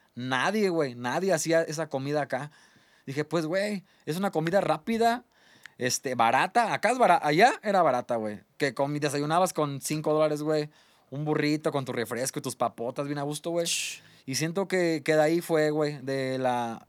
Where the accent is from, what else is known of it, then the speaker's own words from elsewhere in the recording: Mexico; also born or lived in West Covina, California, United States; toda mi vida estuve en, en México, güey. Desde pues, bebé, güey, me trajeron desde los tres meses. O sea, soy más mexicano que, que, el, que el Chile